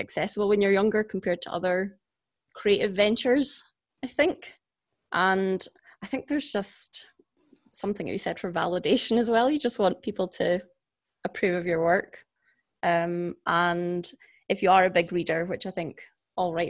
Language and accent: English; Perthshire, Scotland, United Kingdom; now in Edinburgh, United Kingdom; I live in Edinburgh, but I'm originally from Perthshire